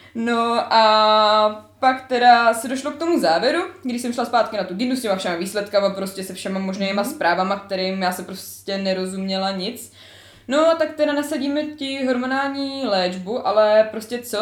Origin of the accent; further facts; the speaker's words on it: Znojmo, South Moravian Region, Czechia; jsem ze Znojma